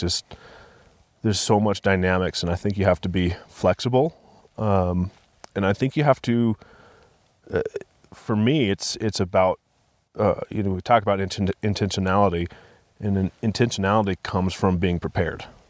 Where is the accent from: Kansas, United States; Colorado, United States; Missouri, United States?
Colorado, United States; Vail; also born or lived in Denver, Colorado; I grew up in Vail, Colorado